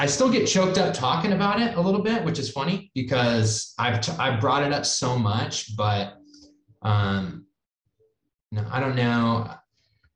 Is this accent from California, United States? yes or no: yes; Santa Cruz, California, United States; I'm from Santa Cruz